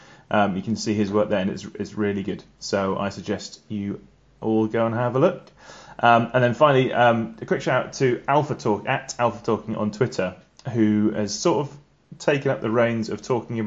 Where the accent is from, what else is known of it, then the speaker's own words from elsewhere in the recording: England, United Kingdom; I'm English